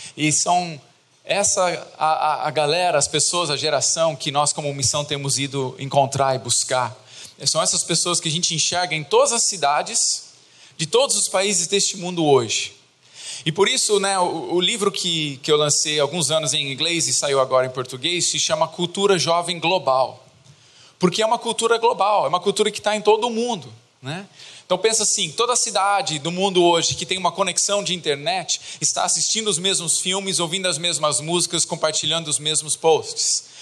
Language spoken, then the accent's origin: Portuguese; Brazil; also born or lived in England; now in Poland; eu nasci na Inglaterra, mas eu moro aqui no Brasil desde os meus oito anos de idade